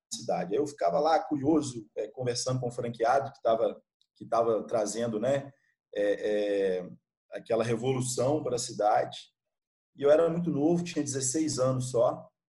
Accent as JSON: {"language": "Portuguese", "town": "Gouveia", "region": "Minas Gerais", "country": "Brazil", "also_born_or_lived": "Bahia", "moved": "as an adult", "said": "lá do, do interior de, sou lá do interior de Minas, uma cidade bem pequena, cara, ah, chamada Gouveia"}